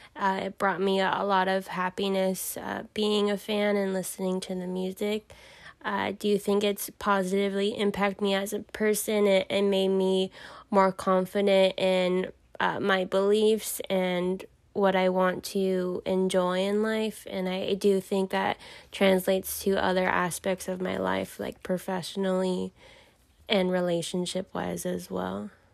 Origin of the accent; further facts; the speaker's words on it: Southern California, United States; I'm from Southern California. I grew up in the valley